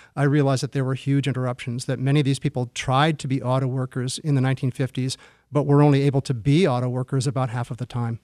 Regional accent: Michigan, United States; now in Detroit, United States; I moved to Detroit. I'm from Michigan originally

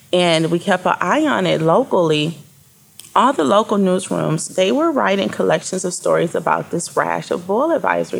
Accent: Flint, Michigan, United States; I'm 43, born and raised in the Flint area

